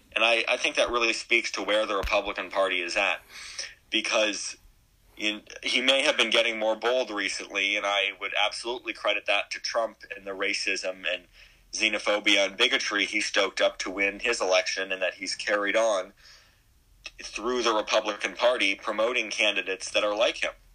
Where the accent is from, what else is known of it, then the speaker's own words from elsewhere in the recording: Berkeley, California, United States; I live in California. I'm from Berkeley